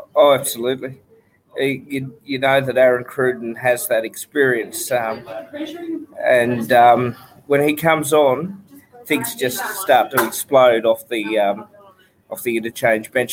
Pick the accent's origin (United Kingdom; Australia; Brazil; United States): Australia; I'm the Aussie